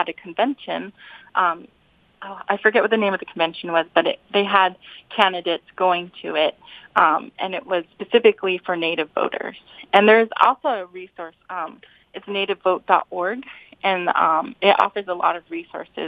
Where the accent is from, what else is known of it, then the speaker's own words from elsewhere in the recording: Albuquerque, New Mexico, United States; I grew up in Albuquerque, New Mexico, but my family is from the reservation 2 hours north of Albuquerque